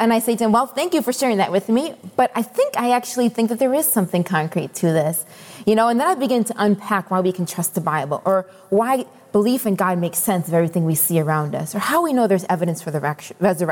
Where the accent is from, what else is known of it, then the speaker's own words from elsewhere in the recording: Rochester, New York, United States; moved away as an adult; now in Boston, United States; I started playing hockey growing up in Rochester